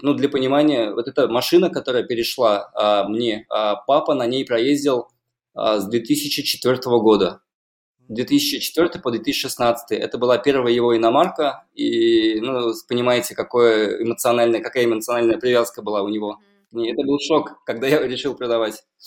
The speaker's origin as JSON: {"language": "Russian", "town": "Kazan", "region": "Tatarstan", "country": "Russia", "tie": "born or raised there", "said": "я родился в Казани. Где-то, наверное, лет до 10 прожил на Достоевского."}